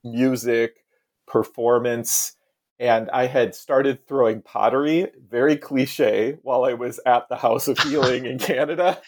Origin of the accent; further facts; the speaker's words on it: Iowa, United States; now in Salem, United States; I grew up in Iowa on the Mississippi River, so north of the South